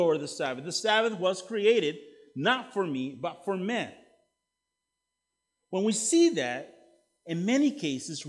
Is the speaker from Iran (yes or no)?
no; El Salvador; now in United States; I'm from El Salvador originally